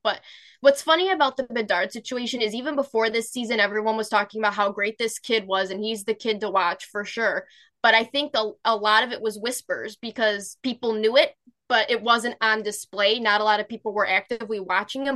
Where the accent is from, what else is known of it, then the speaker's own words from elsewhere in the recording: United States; I'm American